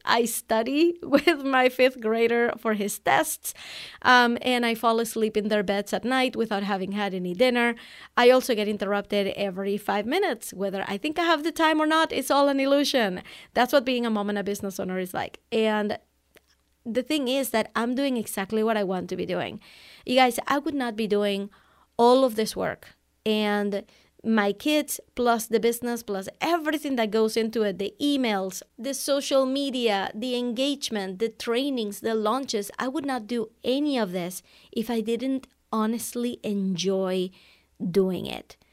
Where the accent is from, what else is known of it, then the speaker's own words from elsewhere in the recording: Venezuela; English is a second language; moved away as an adult; also born or lived in Amherst, Massachusetts, United States; now in United States; I was born in Venezuela, South America, and I speak Spanish. I came to the U S for college back in nineteen ninety-nine